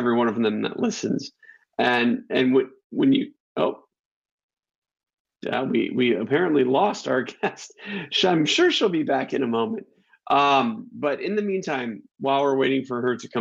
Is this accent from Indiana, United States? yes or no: no; Rockford, Illinois, United States; I'm a guy from Rockford, Illinois